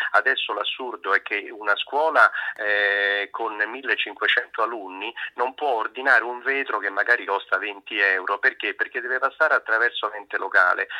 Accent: Rome, Lazio, Italy; sono romano, ce l'ho sempre sotto sotto

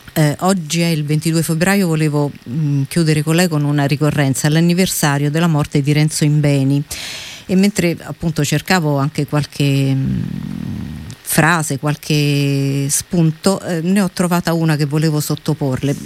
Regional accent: Rome, Lazio, Italy; noi come romani

